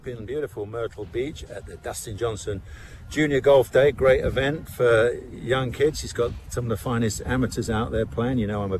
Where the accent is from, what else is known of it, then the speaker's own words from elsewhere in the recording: United Kingdom; I'm a Brit.